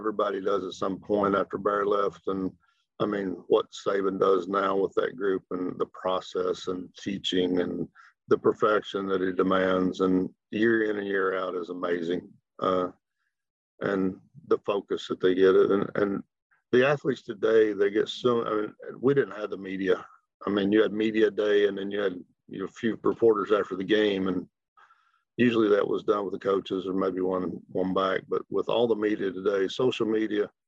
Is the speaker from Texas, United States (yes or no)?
no; Kentucky, United States; I was from Kentucky.